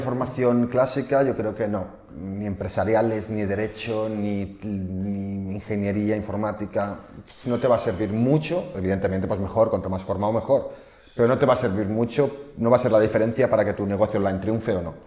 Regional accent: Barcelona, Catalonia, Spain; somos de Barcelona

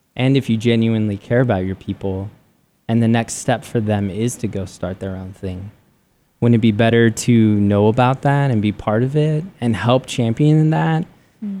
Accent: San Diego, California, United States; moved away as an adult; now in Arizona, United States; I grew up in San Diego and loved San Diego

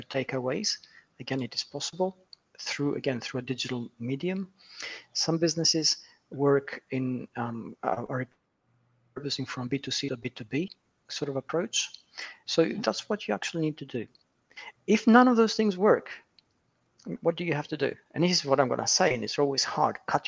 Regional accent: Manchester, North West England, United Kingdom; Manchester, which is my hometown in the UK

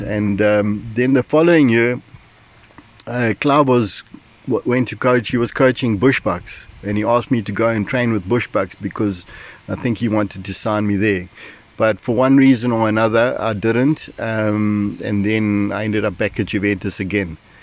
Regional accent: Durban, KwaZulu-Natal, South Africa; I was born in Durban in 1961, and so I've lived basically all my life in Durban

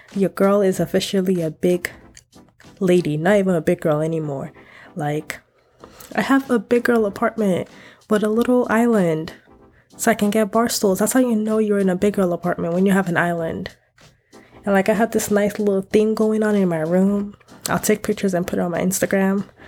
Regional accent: United States; I grew up Africa, African in America

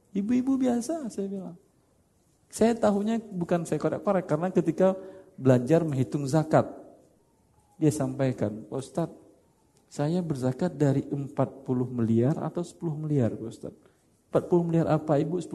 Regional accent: Padang, West Sumatra, Indonesia; Masalahnya karena saya orang Padang aja.

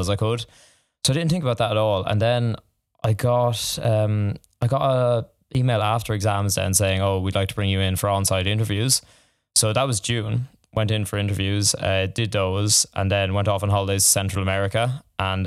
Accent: Tullamore, County Offaly, Ireland; moved away as an adult; now in Dublin, Ireland; I'm from the country, I'm not from Dublin. Uh, I'm from Tullamore initially

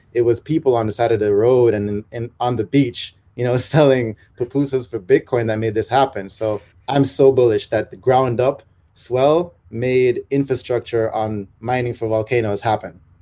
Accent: Jamaica; moved away; I'm a Jamaican digital nomad

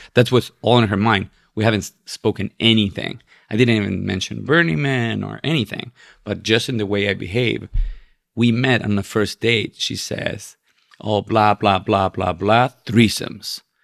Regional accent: Chile; moved away as an adult; also born or lived in West Coast, United States; now in New York, United States; i'm from chile and, and uh, being chilean

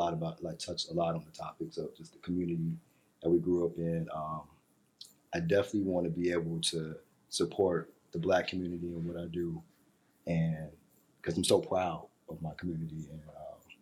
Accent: Chicago, Illinois, United States; also born or lived in Los Angeles / Honolulu; now in New York City, United States; Chicagoland native. Now based here in New York City

